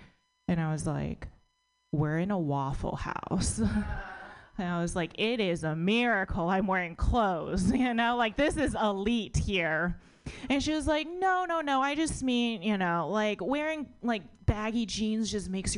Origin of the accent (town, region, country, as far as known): United States; born or raised there